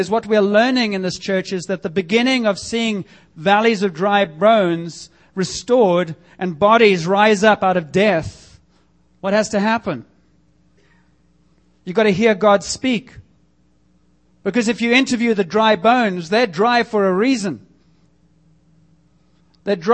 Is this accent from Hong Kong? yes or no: no; South Africa; moved away as an adult; now in Canada; growing up in South Africa, and I can tell you for 20 years that I was there